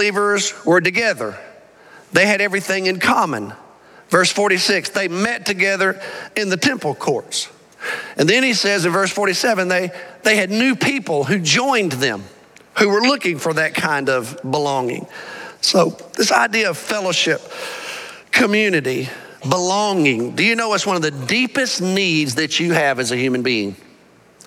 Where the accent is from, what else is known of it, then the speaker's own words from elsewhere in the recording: Alabama, United States; now in Arlington, United States; I grew up in Alabama.